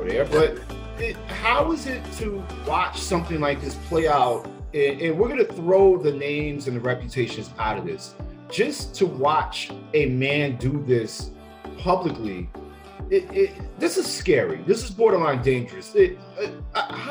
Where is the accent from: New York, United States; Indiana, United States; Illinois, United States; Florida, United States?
New York, United States; New York City; now in Charlotte, United States; I'm in Charlotte, North Carolina. It's the Wild Wild West. I'm originally from Brooklyn, New York